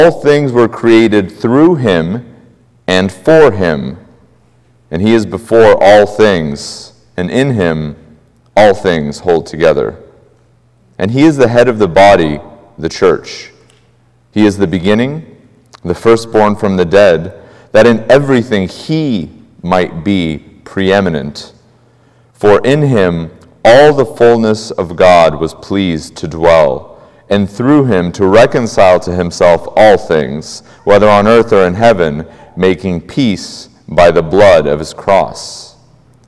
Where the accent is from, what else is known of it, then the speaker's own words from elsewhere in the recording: Moldova; English is a second language; moved away as an adult; now in United States; I am Slavic. I was born in Eastern Europe. English is my second language. I immigrated to the States as a fairly young man with my family